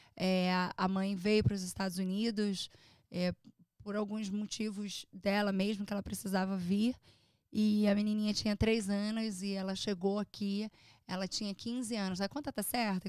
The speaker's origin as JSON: {"language": "Portuguese", "country": "Brazil", "moved": "as an adult", "lives_now": "United States", "said": "Eu sou uma imigrante. Por mais que você tenha um green card, por mais que você tenha uma cidadania até, é, você é brasileira"}